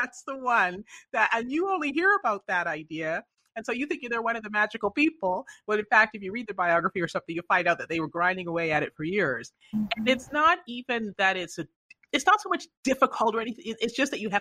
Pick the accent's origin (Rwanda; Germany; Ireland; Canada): Canada; moved away; I grew up in Canada originally